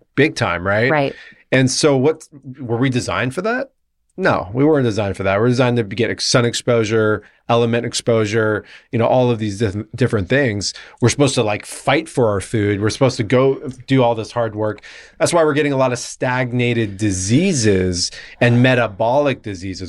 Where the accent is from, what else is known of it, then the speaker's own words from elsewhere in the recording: La Jolla, California, United States; I grew up in La Jolla, California, okay. down in San Diego